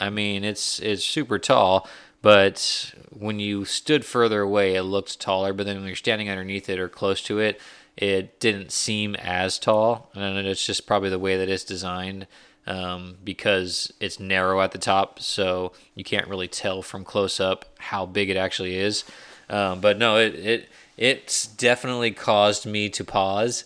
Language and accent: English; United States